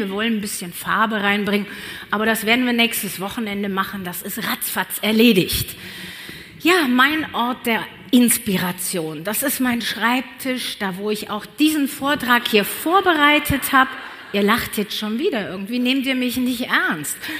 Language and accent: German; Cologne, North Rhine-Westphalia, Germany; moved away as an adult; now in Allgäu, Germany; Ich bin nämlich echt köln durch und durch